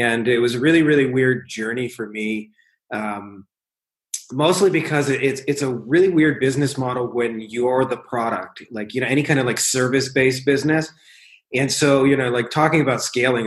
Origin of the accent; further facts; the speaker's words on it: Windsor, Ontario, Canada; my hometown, Windsor, Ontario, Canada, which is literally like 5 minutes from Detroit.